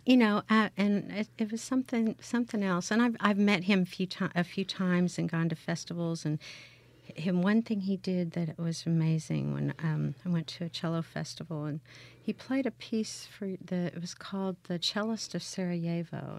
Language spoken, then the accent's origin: English; Bethany, Oklahoma, United States; moved away as an adult; also born or lived in Indiana / Houston, Texas; now in Hattiesburg, United States; I grew up in, in Bethany, Oklahoma, which was a suburb